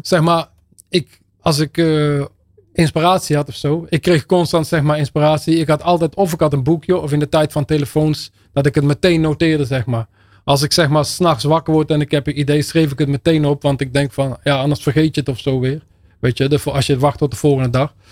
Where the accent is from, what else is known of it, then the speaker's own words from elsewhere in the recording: Netherlands; accent: zachte G; first language Dutch; geboren en getogen in Nederland, opgevoed in, eh, opgegroeid in de Nederlandse taal